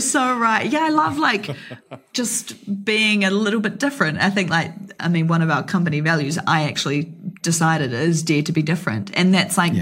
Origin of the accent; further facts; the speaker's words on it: New Zealand; me being a New Zealander